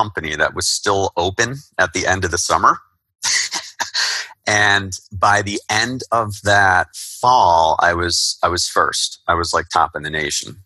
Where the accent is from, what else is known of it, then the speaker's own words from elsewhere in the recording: Somerset, New Jersey, United States; I would really like to move back home to my hometown of Somerset, New Jersey.